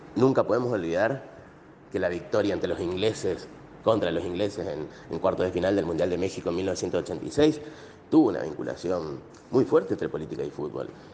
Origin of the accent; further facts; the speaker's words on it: Argentina; Como argentino y latinoamericano